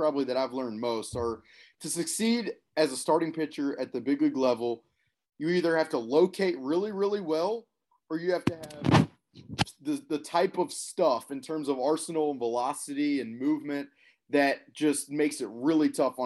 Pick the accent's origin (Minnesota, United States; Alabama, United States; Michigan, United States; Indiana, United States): Alabama, United States; Birmingham; I played a lot of golf growing up in Birmingham, Alabama